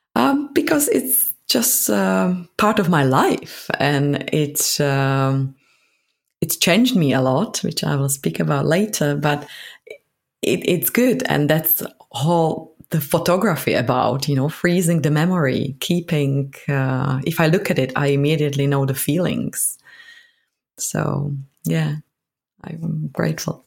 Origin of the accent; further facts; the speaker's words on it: Prague, Czechia; moved away as an adult; now in London, United Kingdom; So I'm from Prague, from Czech Republic